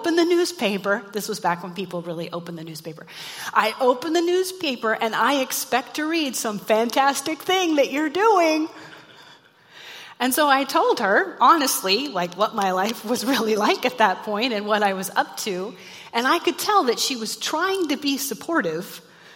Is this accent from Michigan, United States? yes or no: no; Mulvane, Kansas, United States; moved away as an adult; also born or lived in Oil City, Pennsylvania; I grew up in South Central Kansas in a small town called Mulvane